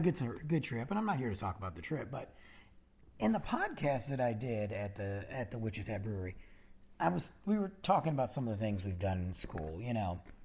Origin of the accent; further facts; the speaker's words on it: South Lyon, Michigan, United States; moved away; the old days of, of South Lyon and, and growing up in high school, 'cause we all went to the same school together